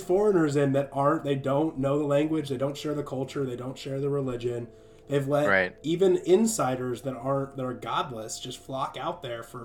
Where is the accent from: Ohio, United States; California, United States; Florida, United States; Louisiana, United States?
California, United States; San Diego; moved away; I came from San Diego, like in California.